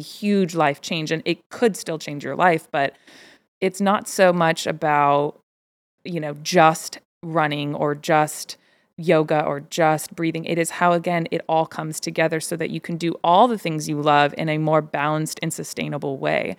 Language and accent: English; Bay Area, California, United States; growing up in the Bay